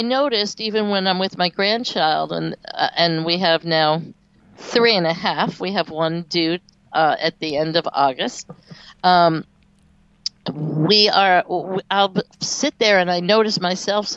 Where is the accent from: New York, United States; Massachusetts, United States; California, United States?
New York, United States; now in North Carolina, United States; I also moved to the South, and I'm from New York originally.